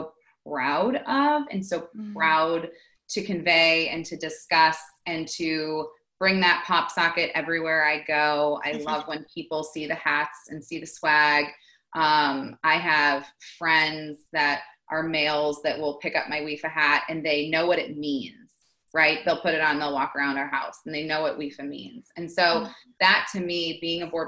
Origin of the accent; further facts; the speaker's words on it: New York, United States; I grew up in New York, and we had this cool house that was tucked in up on a hill in the trees